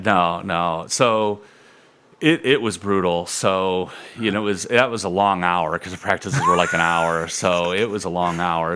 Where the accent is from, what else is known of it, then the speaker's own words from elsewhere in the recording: Toledo, Ohio, United States; I grew up in Point Place